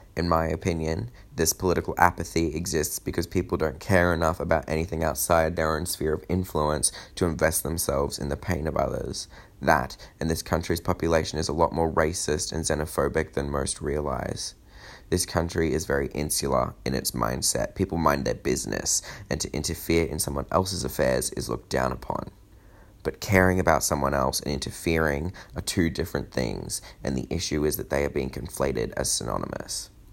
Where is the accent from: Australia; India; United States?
Australia; as an Australian